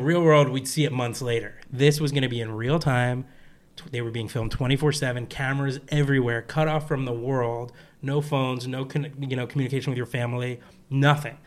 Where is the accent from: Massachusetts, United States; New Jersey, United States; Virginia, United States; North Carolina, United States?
New Jersey, United States; I'm from New Jersey